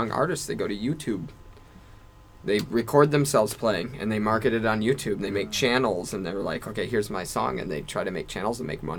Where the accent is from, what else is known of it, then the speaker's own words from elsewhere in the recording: Chicago, Illinois, United States; now in Tokyo, Japan; I'm from Chicago.